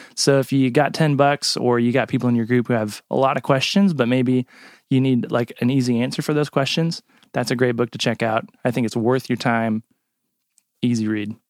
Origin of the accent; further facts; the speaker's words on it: United States; as an American